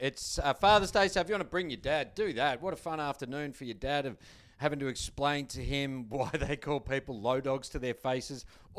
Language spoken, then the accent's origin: English; Melbourne, Victoria, Australia; I was living at home then, and I grew up in Pascavale South, which is next to Essendon.